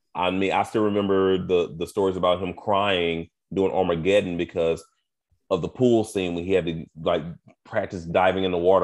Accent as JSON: {"language": "English", "country": "United States", "said": "me as an American gay man"}